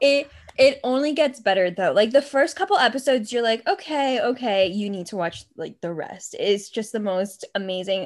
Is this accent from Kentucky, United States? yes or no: no; Massachusetts, United States; we are from Massachusetts because we know how to pronounce Gloucester